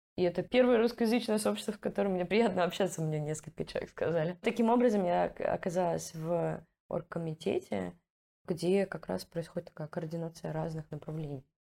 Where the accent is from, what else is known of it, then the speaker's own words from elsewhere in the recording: Russia; now in Amsterdam, Netherlands; я из Раши